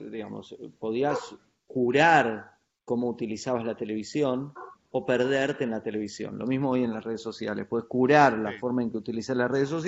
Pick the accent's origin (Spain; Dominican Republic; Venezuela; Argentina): Argentina; San Carlos de Bariloche, Río Negro; me crié en Bariloche, en un pueblo en la Patagonia Argentina, en los 80. Eh, es un pueblo turístico de, esos lugares donde en una época del año, en este caso es un lugar, es un centro de esquí